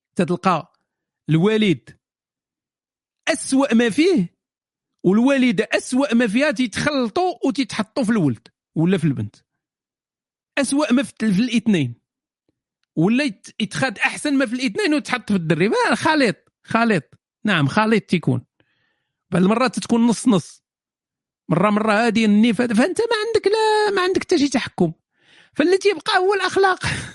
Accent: Morocco; أنا مغربي

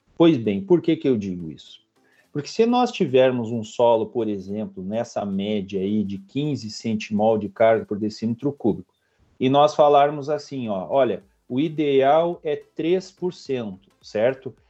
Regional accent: Vacaria, Rio Grande do Sul, Brazil; moved away as an adult; also born or lived in Santa Catarina / Paraná; sou natural do Rio Grande do Sul, né, natural de Vacaria

